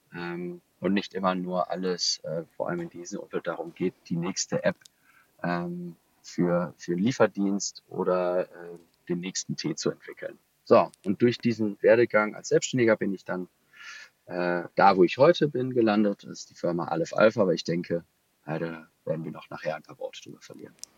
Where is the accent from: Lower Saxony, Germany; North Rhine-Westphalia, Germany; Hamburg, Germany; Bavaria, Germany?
North Rhine-Westphalia, Germany; Düsseldorf; gebürtiger Düsseldorfer